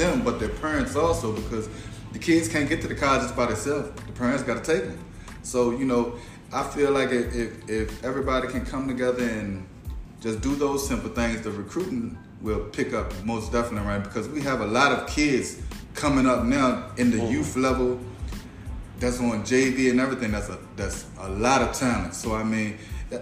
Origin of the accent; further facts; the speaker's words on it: Essex County, Virginia, United States; I'm from Essex.